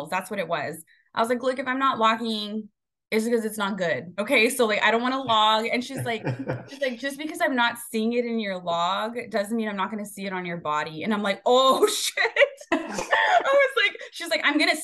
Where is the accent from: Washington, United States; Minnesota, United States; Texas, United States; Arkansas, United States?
Texas, United States; Rio Grande Valley; we're all from the Rio Grande Valley. The eating habits were not the healthiest when we were growing up